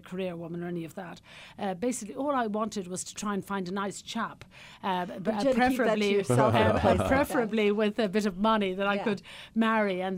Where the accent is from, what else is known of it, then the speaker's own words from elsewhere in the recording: Cullohill, Laois, Ireland; moved away as an adult; also born or lived in Dublin / Ballymaloe, County Cork; now in County Cork, Ireland; originally I came from the Midlands of Ireland, County Laois, a little tiny village I was brought up in called Callaghill in County Laois